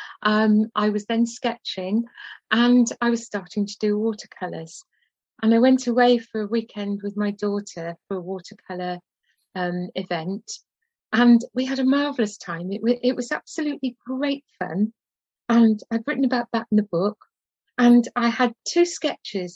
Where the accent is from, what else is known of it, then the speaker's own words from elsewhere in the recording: Cardiff, Wales, United Kingdom; my hometown in Cardiff